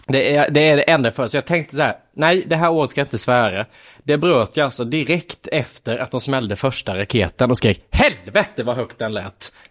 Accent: Lanna, Jönköping County, Sweden; jag är uppväxt i Lanna, en by utanför Värnamo där det bor 400 personer.

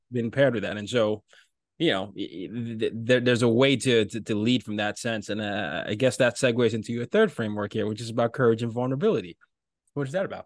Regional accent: Nigeria; I'm from Nigeria.

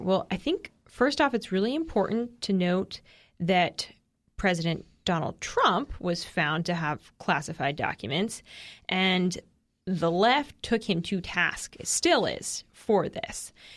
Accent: Boston, Massachusetts, United States; I'm from Boston

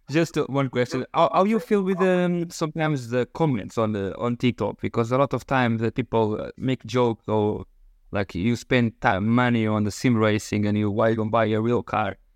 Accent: Portugal; English is a second language; of course I'm from Portugal. I will take for uh, Fafe, if you know, if you know, on the north part of Portugal

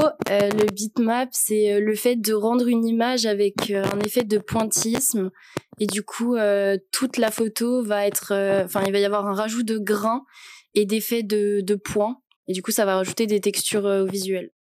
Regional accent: Annecy, Auvergne-Rhône-Alpes, France; moved away as an adult; now in Lyon, France; j'ai 21 ans, je viens d'Annecy et actuellement, je fais mes études sur Lyon

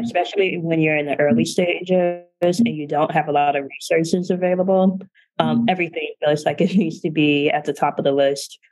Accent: Canton, Ohio, United States; moved away as an adult; I'm from Canton, Ohio, which is a smaller town in northeastern Ohio where everyone knows everyone.

